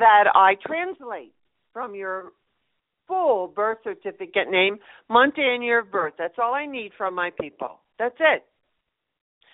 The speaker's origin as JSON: {"language": "English", "region": "Colorado", "country": "United States", "tie": "born or raised there", "said": "here in my hometown in Colorado."}